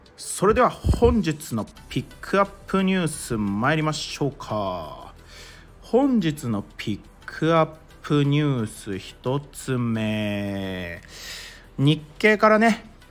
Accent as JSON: {"language": "Japanese", "region": "Mie", "country": "Japan", "tie": "born or raised there", "said": "僕あの三重県出身なんですよ"}